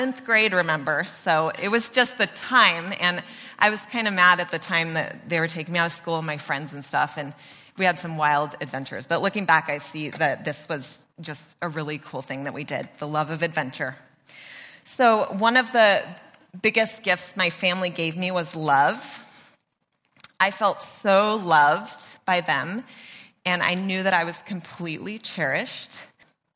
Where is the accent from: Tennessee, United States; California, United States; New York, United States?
California, United States; Mission Canyon; I grew up in Mission Canyon